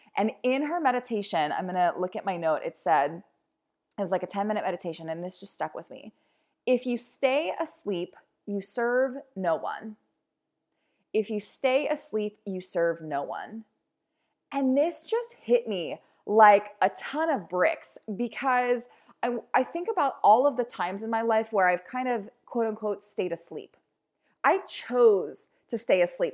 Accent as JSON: {"language": "English", "town": "Baltimore", "region": "Maryland", "country": "United States", "said": "I'm a girl from Baltimore."}